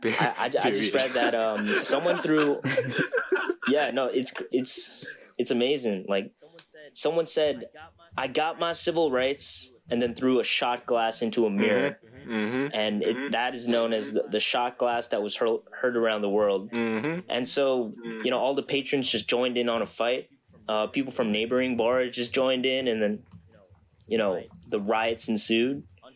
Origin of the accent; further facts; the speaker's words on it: New York City, New York, United States; And that makes me proud as a New Yorker.